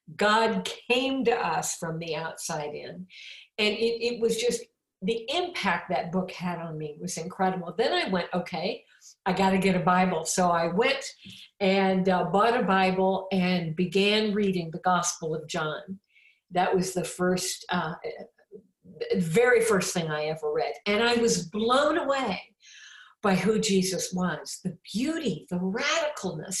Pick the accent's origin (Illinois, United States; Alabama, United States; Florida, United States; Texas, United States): Illinois, United States; Champaign; I'm from Champaign, Illinois. That's my hometown.